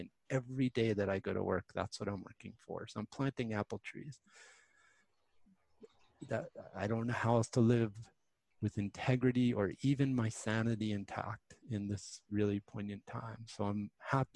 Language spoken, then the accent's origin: English; Westchester County, New York, United States; I grew up in Westchester County